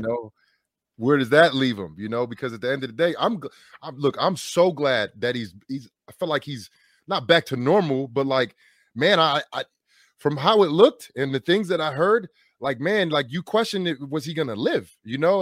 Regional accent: New York, New Jersey, United States; moved away as an adult; also born or lived in Wisconsin; drafted by the New York Giants at a high round draft pick, in my hometown

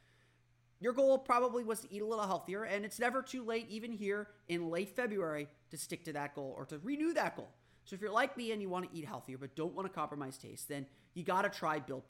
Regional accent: Orlando, Florida, United States; as a kid growing up in Orlando

